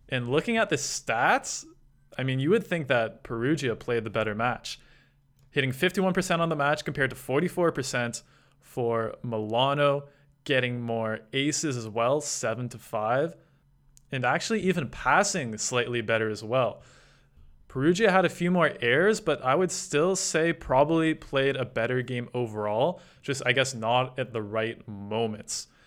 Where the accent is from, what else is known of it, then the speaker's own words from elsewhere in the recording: Canada; It's a bit frustrating to watch as a Canadian fan